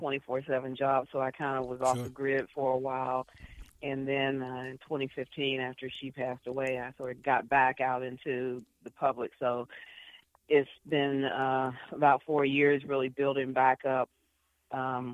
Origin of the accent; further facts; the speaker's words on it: Beckley, West Virginia, United States; born and raised